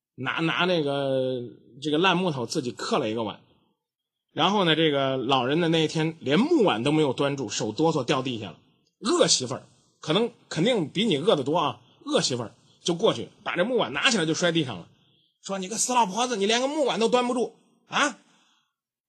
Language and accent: Chinese; China; 我们中国人